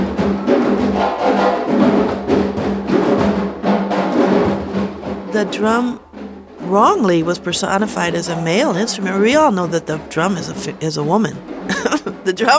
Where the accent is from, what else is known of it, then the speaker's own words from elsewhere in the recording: United States; here in the United States, I'm an American. I'm proud to be an American